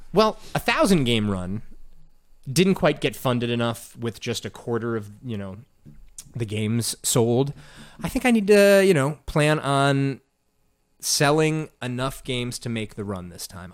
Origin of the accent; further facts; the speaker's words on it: Evanston, Illinois, United States; moved away as an adult; also born or lived in Arizona / Georgia / South Carolina; now in Chicago, United States; I grew up in Evanston